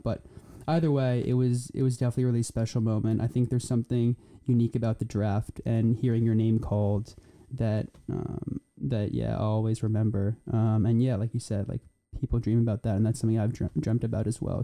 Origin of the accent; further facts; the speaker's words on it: New Jersey, United States; also born or lived in Poland; I'm from New Jersey